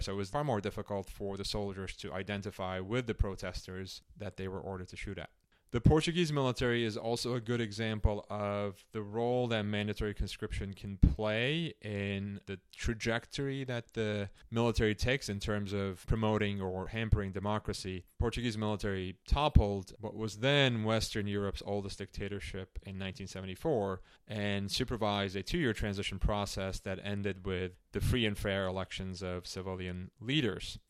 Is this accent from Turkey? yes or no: yes; Istanbul, Turkey; moved away; also born or lived in Chicago; I was born in Istanbul, Turkey, at a time when the country was under military rule.